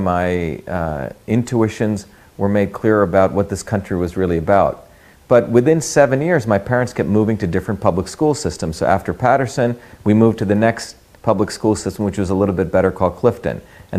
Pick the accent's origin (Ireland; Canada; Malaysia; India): India; moved away; also born or lived in Bombay / a small village in South India; I grew up in India, and I grew up in two Indias. You know, I was born in India in 1963, but the India I grew up in had many different aspects to it. You know, I was born in Bombay.